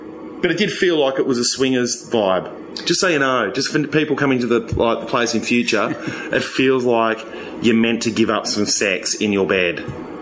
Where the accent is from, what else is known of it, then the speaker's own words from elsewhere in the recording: Australia; moved away; From Australia.